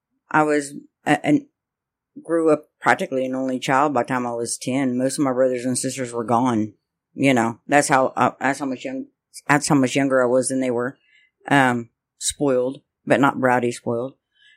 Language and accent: English; Lyons, Kansas, United States; I grew up in Lyons, Kansas. I have 6 brothers and sisters.